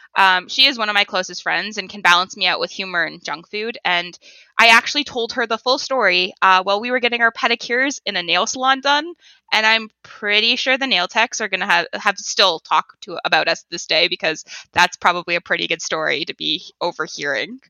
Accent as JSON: {"language": "English", "town": "Toronto", "region": "Ontario", "country": "Canada", "tie": "born or raised there", "said": "I was born in the Toronto area"}